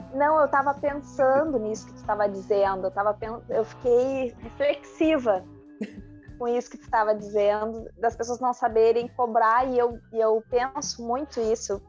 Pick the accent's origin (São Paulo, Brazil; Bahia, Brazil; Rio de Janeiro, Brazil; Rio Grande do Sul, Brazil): Rio Grande do Sul, Brazil; eu sou gaúcha